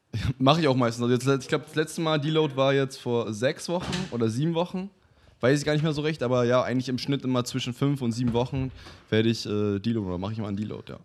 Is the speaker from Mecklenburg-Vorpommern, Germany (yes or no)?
yes; Waren, Mecklenburg-Vorpommern, Germany; also born or lived in Canada; ich komme eigentlich aus Waren an der Müritz, das ist eine ganz kleine Stadt.